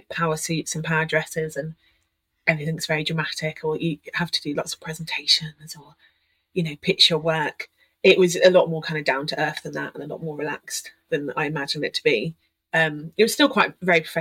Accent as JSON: {"language": "English", "area": "Oxfordshire", "region": "South East England", "country": "United Kingdom", "tie": "born or raised there", "said": "I moved back home to Oxfordshire"}